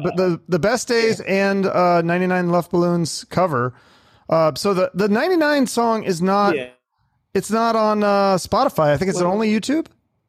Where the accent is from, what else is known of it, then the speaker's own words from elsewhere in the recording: Seattle, Washington, United States; now in Arizona, United States; I'm from Seattle